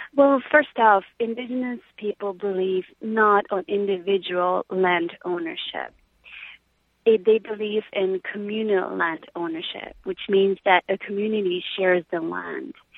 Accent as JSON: {"language": "English", "country": "Peru", "tie": "born or raised there", "moved": "yes", "said": "I was half Peruvian and I was raised in Peru"}